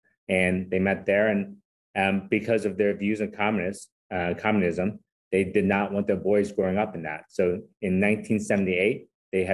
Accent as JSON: {"language": "English", "town": "San Francisco", "region": "California", "country": "United States", "tie": "born or raised there", "also_born_or_lived": "Hong Kong / Louisville, Kentucky", "second_language": "English", "moved": "as an adult", "said": "I was born in Hong Kong, came to this country when I was 7 years old. So imagine a Chinese kid who couldn't speak English growing up in the Haight-Ashbury section of San Francisco in the 70s. And went to school in San Francisco"}